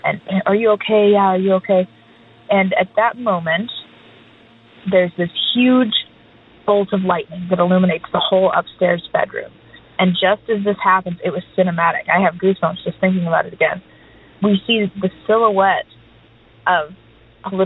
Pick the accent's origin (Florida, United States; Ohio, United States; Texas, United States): Texas, United States; also born or lived in Houston, Texas; now in Nashville, United States; Texas, which is where I'm from originally